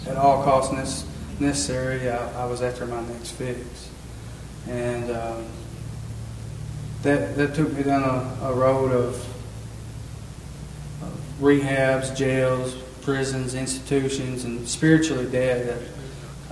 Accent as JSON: {"language": "English", "town": "Smithfield", "country": "United States", "tie": "born or raised there", "said": "I'm originally from Smithfield. I'm 32 years old. I've grew up in this church"}